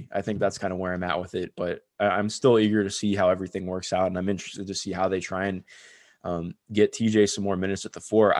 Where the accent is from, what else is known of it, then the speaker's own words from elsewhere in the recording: Cleveland, Ohio, United States; Cause obviously I'm from Cleveland